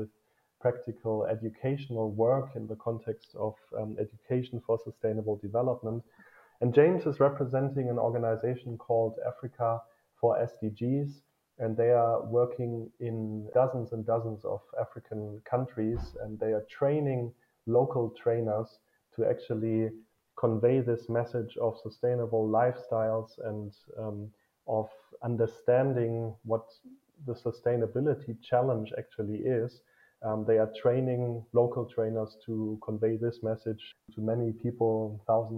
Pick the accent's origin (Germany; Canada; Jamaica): Germany; for me as a German